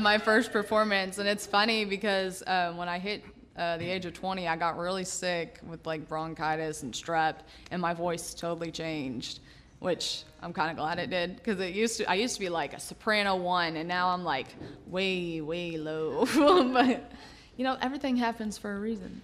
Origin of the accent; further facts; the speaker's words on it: Lexington, Kentucky, United States; moved away as an adult; now in Franklin, United States; I'm actually from Lexington, Kentucky, born and raised.